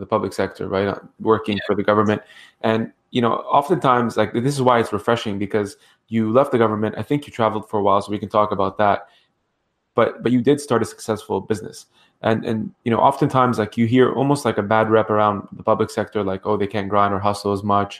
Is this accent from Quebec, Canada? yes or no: no; Ottawa, Ontario, Canada; I grew up in Ottawa